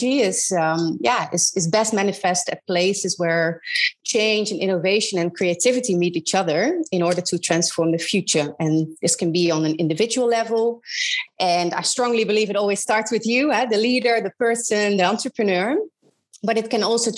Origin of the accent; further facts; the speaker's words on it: Netherlands; I am originally from Holland, where I grew up in a really small town in the middle of the Netherlands